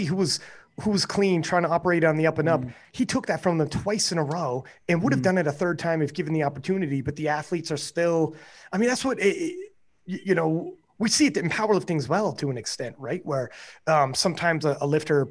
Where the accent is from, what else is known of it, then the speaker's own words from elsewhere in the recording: Canada; I'm from Canada